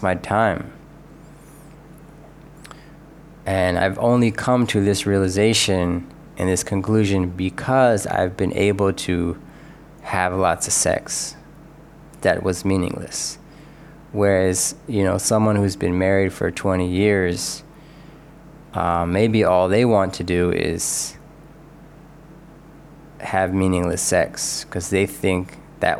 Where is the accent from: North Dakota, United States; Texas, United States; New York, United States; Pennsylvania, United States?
Pennsylvania, United States; Philadelphia; I grew up in Philly, which is a working class town.